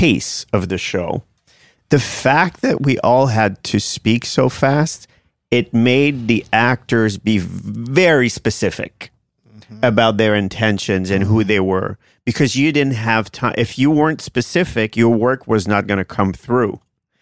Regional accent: Canada; English is a second language; being French Canadian

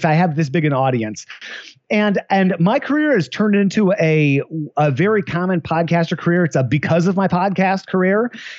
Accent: Midwest, United States; moved away as an adult; also born or lived in Chicago, Illinois; now in San Francisco, United States; I was sort of happy with my life in Chicago. I'm a Midwesterner

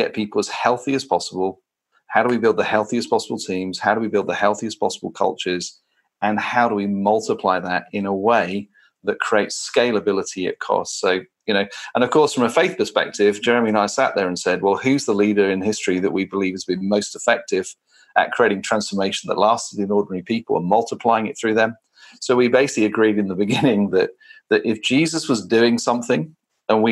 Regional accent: United Kingdom; now in London, United Kingdom; As a Brit

